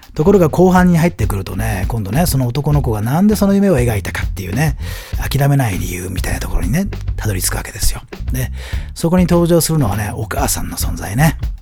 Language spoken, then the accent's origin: Japanese; Aomori, Japan; 僕 の地元の青森でね